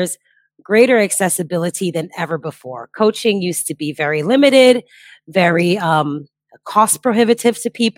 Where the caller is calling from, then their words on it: Bali, Indonesia; Well, I am joining you from Bali, Indonesia, where it is currently 4 a.m., so not quite sunlight yet.